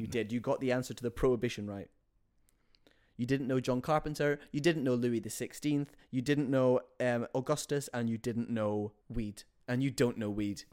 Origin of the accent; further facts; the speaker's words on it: Yorkshire and the Humber, United Kingdom; I'm from Yorkshire